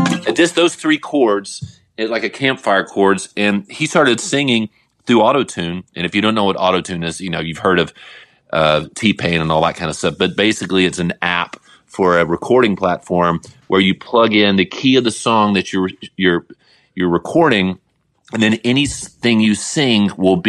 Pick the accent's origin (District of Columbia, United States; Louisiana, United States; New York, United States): Louisiana, United States; New Orleans; also born or lived in Atlanta, Georgia; now in Nashville, United States; I'm a Southerner. I'm from New Orleans. I was born in Atlanta